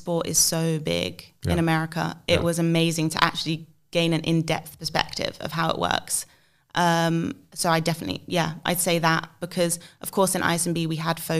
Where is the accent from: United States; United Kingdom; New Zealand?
United Kingdom; England; accent: English; Well, my English accent definitely helps.